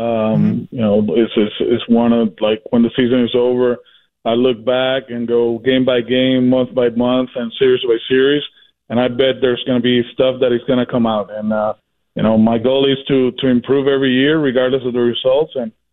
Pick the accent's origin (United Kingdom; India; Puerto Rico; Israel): Puerto Rico; and I'm from Puerto Rico